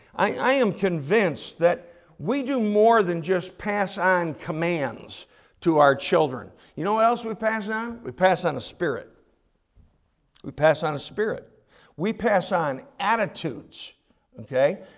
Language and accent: English; United States; as American Christians